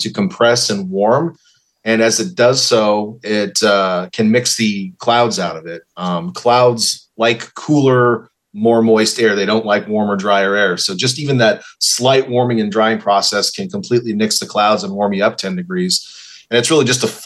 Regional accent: Montana, United States; moved away; I grew up in Montana, and I remember doing my paper route once

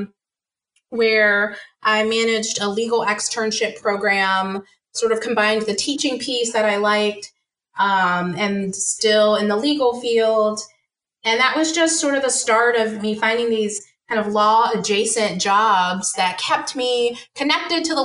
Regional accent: Washington, District of Columbia, United States; moved away as an adult; also born or lived in the South; I moved back home. So I moved from the South to the DC area.

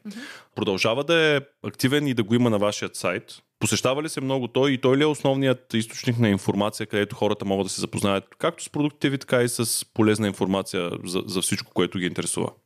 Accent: Ruse, Ruse Province, Bulgaria; аз съм от Русе

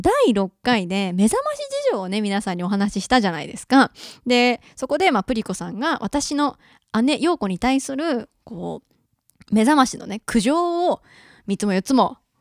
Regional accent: Mie, Japan; moved away as an adult; now in Tokyo, Japan; 私三重県出身なんですけど

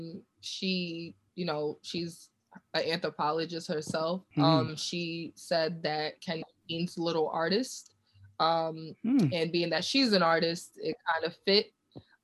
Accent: New York City, New York, United States; growing up in Brooklyn, you know, in the 90s

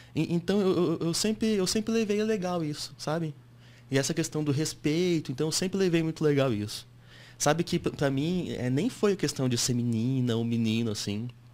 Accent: Japan; now in Brazil; fui para lá com 8 para 9 anos, cresci no Japão, estudei na escola japonesa um tempo

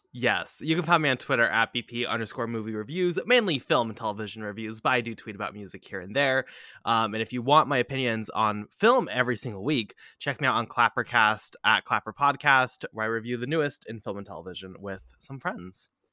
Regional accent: United States; an identity as an American, as a dirty American

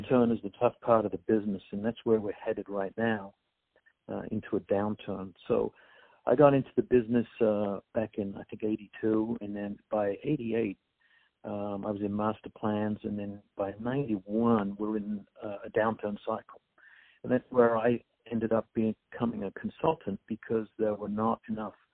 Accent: England, United Kingdom; moved away as an adult; I was born and raised and educated in England

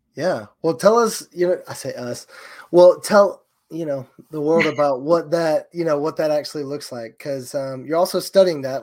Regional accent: Georgia, United States; I'm from Georgia.

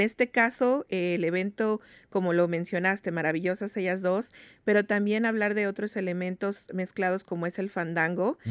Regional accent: Mexico; now in Seattle, United States; nosotros como mexicanos

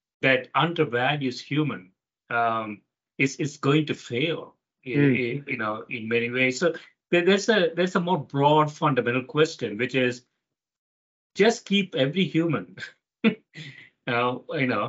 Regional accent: South India, India; I grew up in South India

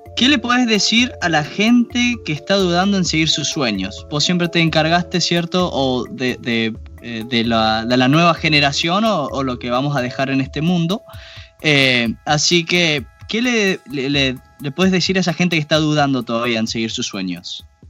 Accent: Argentina; moved away; nosotros que somos argentinos

